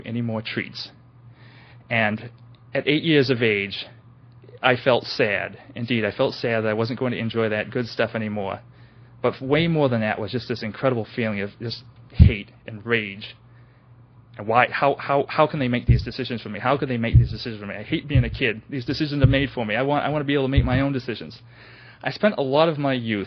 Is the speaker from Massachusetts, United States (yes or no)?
yes; New Bedford, Massachusetts, United States; now in West Virginia, United States; I was born in New Bedford, Massachusetts in 1967, in mid-1967, and I am the youngest of seven children.